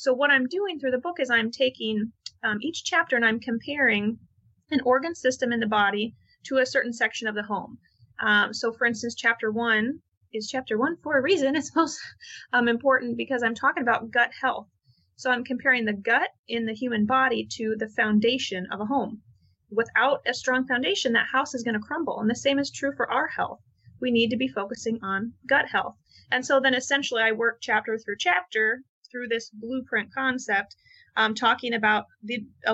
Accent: Midwest, United States; I grew up in the Midwest

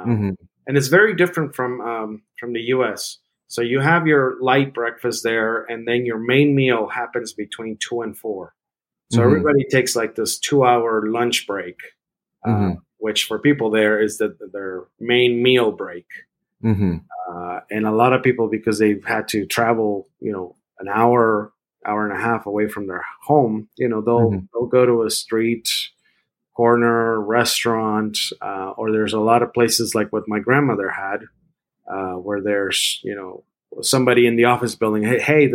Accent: Mexico City, Mexico; moved away; also born or lived in San Francisco; I grew up in Mexico City

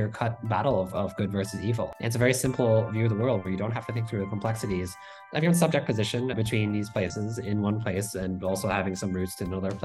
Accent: New York, United States; moved away as an adult; also born or lived in Taiwan; now in Taipei, Taiwan; I grew up in New York. I spent 20 years there, and the rest of my life is in Taiwan

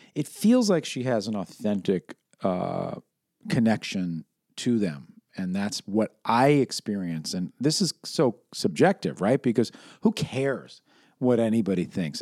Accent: New York City, New York, United States; growing up in New York City

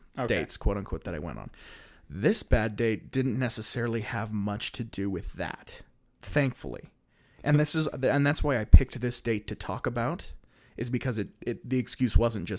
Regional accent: Salt Lake City, Utah, United States; born there; I was born in Salt Lake City.

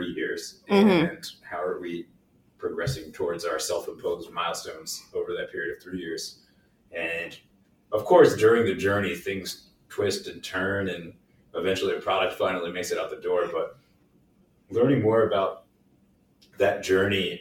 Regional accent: New Jersey, United States; also born or lived in New York / Pennsylvania; I grew up in New Jersey, lived here pretty much my whole life. I was born in New York, but lived in New Jersey pretty much my whole life.

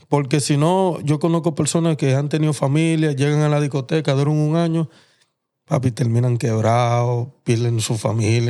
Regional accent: Dominican Republic; yo soy dominicano

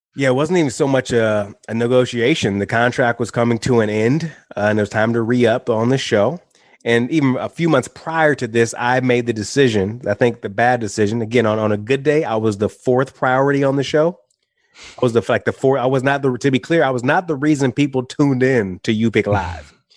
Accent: Jackson, Michigan, United States; moved away as an adult; also born or lived in Seville, Spain / Fort Lauderdale, Florida; I got a job in my factory, in, in the factory in my hometown back in Jackson

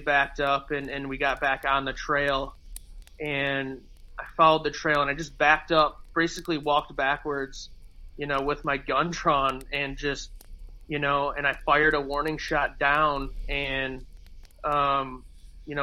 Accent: Michigan, United States; we're from Michigan, we see deer all the time in the woods

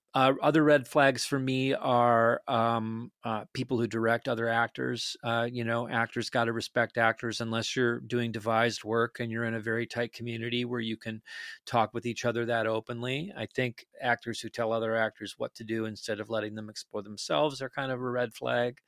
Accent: Detroit Lakes, Minnesota, United States; moved away; I'm from a tiny, tiny town in northern Minnesota, uh, northwestern Minnesota called Detroit Lakes

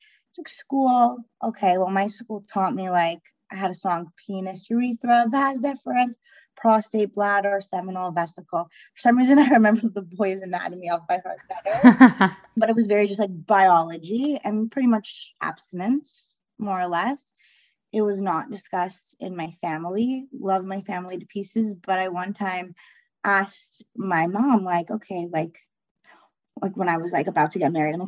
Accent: Canada; I grew up in Canada, like in the Canadian culture

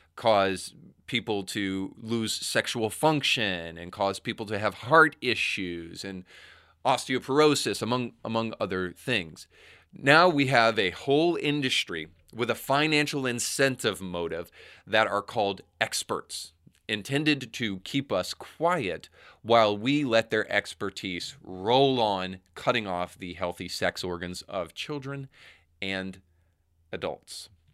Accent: Tennessee, United States; soon to be my home state of Tennessee

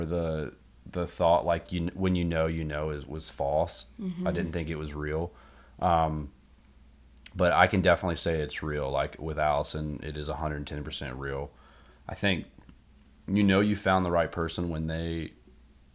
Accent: North Carolina, United States; Born and raised in North Carolina

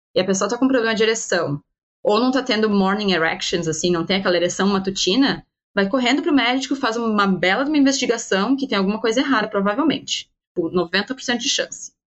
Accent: Brazil; moved away as an adult; also born or lived in Portugal; now in London, United Kingdom; não dava mais pra gente viver longe e que era pra voltar pro Brasil

